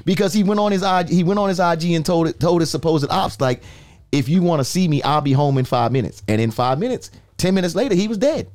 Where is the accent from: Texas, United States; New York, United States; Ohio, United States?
New York, United States; now in Florida, United States; I'm a New Yorker